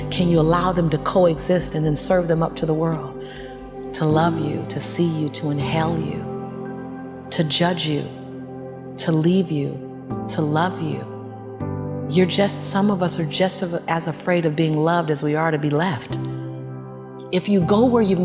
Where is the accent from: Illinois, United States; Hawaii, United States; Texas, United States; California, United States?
California, United States; Los Angeles; born and raised in South Central